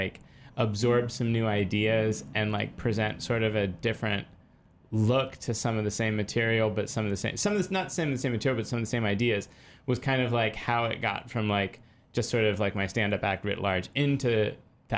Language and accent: English; San Francisco, California, United States; growing up in Haight-Ashbury